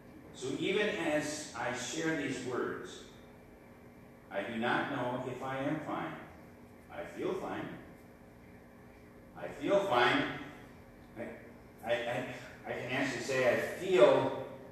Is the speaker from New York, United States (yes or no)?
no; Eagle Bend, Minnesota, United States; Eagle Bend, my hometown.